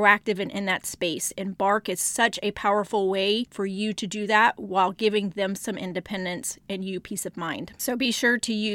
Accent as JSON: {"language": "English", "region": "Texas", "country": "United States", "said": "I am from Texas"}